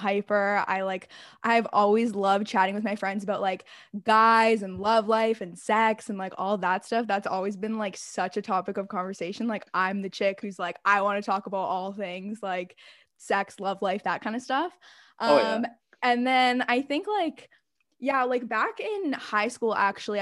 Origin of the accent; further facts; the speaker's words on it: Toronto, Ontario, Canada; I was born and raised in Toronto.